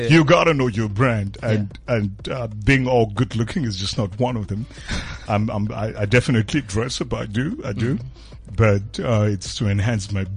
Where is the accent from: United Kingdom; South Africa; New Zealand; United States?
South Africa; Rustenburg, North West; That's my hometown